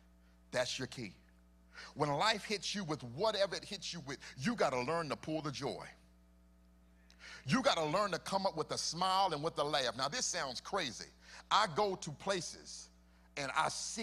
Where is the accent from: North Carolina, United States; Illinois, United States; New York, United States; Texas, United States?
North Carolina, United States; Charlotte; my hometown